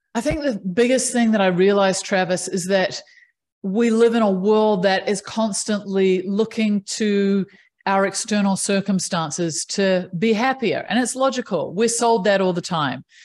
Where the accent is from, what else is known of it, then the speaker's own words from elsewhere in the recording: New Zealand; I grew up in New Zealand, which is one of the most amazing places to grow up.